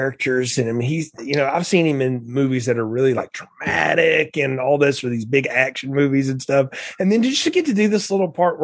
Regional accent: the South, United States; I grew up in the South

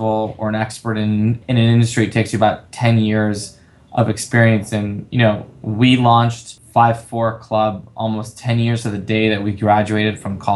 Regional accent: Los Angeles, California, United States; I'm born and raised in LA. I come from a Latin family. I grew up here my entire life

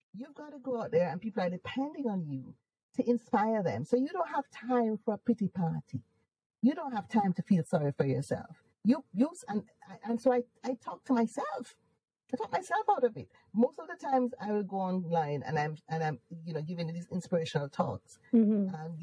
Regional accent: Jamaica; accent: Jamaican; moved away as an adult; now in United Kingdom; I am Jamaican. I don't want to lose my accent. So I'd purposely hold on to my accent.

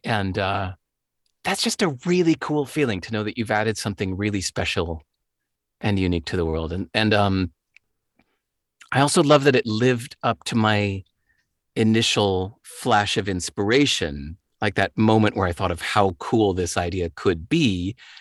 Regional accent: Chicago, Illinois, United States; moved away; I grew up in Chicago, the home of the blues.

